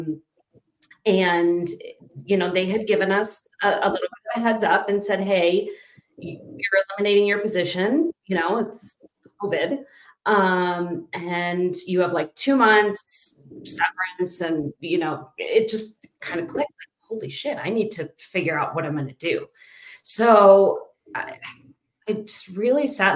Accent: Pittsburgh, Pennsylvania, United States; moved away as an adult; now in Denver, United States; I was born and raised in Pittsburgh. And then moved out here in 2004.

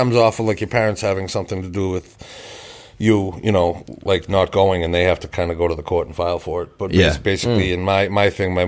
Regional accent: Braintree, Massachusetts, United States; I grew up in Braintree, one town over from here in Quincy

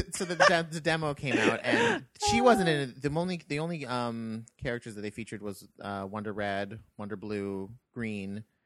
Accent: Canada; because we're Canadian.

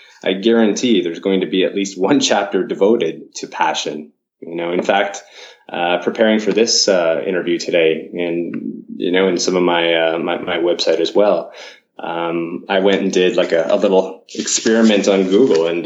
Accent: Canada; moved away as an adult; now in Japan; I've my heritage, I guess I'm Canadian, but I've been here within Japan mm-hmm. for about 15 years now

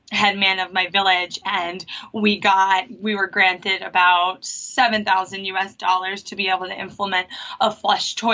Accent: Long Island, New York, United States; also born or lived in Fiji; I'm from Long Island, New York

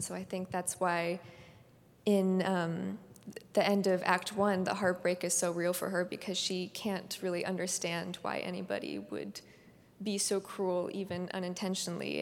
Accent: Palo Alto, California, United States; I was born and raised in the Bay Area. I was born in Palo Alto.

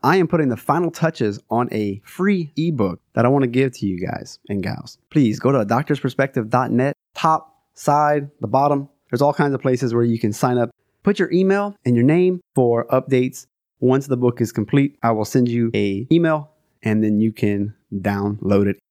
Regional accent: South Louisiana, United States

